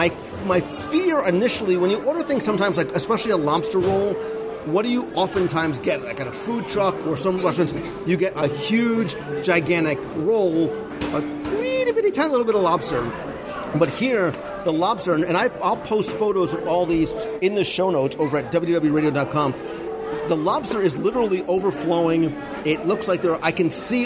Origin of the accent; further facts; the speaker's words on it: Northeast, United States; moved away; So we come from the Northeast